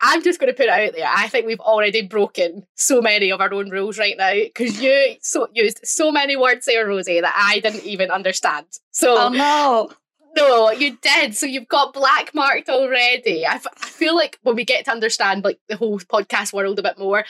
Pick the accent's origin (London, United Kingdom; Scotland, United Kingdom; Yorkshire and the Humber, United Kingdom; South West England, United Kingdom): Scotland, United Kingdom; Glasgow; I'm from Glasgow